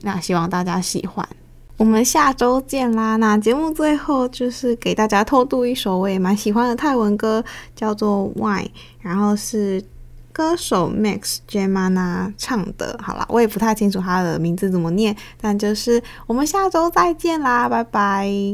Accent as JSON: {"language": "Chinese", "country": "Taiwan", "said": "虽然作为一个台湾人，不是泰国人"}